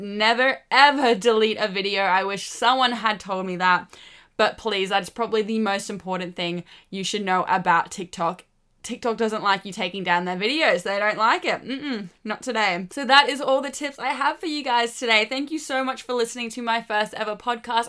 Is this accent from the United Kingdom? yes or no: no; Australia; I'm Australian